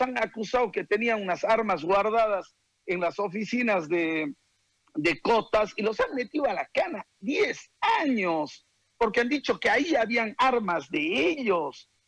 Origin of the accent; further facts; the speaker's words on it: Bolivia; los bolivianos